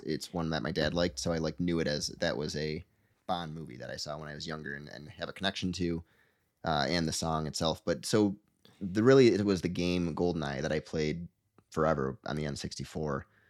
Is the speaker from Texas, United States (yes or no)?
no; Michigan, United States; I'm from Michigan